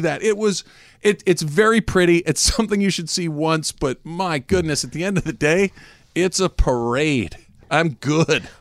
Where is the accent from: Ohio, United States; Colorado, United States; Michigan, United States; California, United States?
California, United States; Arcadia; Growing up in Arcadia, which everybody kn, it's the very next city to the east of Pasadena